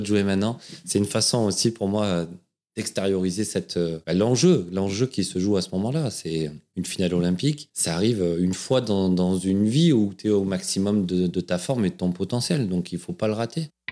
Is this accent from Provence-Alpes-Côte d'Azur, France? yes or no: yes; Aubagne, Provence-Alpes-Côte d'Azur, France; accent: southern French accent that sings; je suis né dans le sud de la France, à Aubagne, le pays de Marcel Pagnol, d'où cet accent euh, qui chante un peu, dont je suis fier